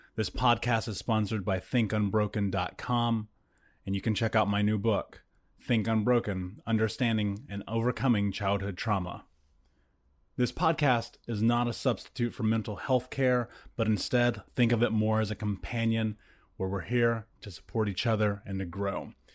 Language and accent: English; United States; a biracial man in America